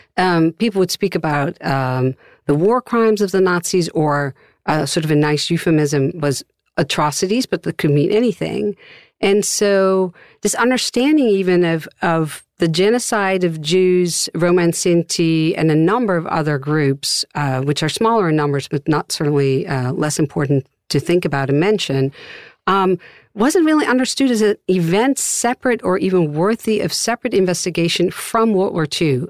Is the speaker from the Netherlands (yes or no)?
yes; Amsterdam, North Holland, Netherlands; moved away as an adult; now in United States; I've taught for about 25 years in the US now, I'm originally from Amsterdam, the Netherlands